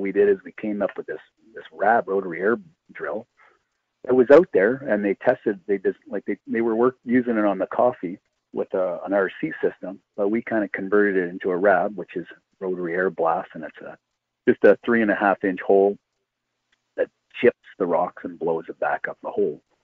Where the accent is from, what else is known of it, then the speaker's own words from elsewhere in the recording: Timmins, Ontario, Canada; I'm from Timmins